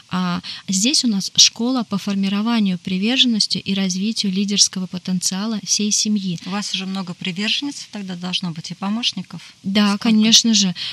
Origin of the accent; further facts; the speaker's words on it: Yekaterinburg, Sverdlovsk Oblast, Russia; Я из из Чили, а, Екатеринбурга.